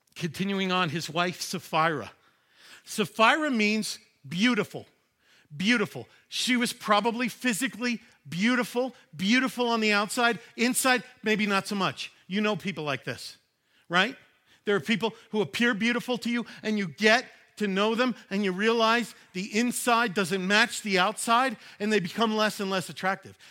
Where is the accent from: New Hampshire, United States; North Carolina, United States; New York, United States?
New York, United States; Growing up in New York